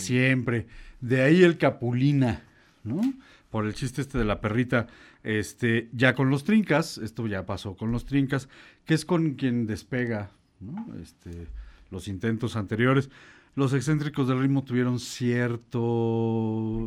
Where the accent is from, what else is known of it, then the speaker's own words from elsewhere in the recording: Chiapas, Mexico; moved away; also born or lived in Puebla; yo vivía en Chiapas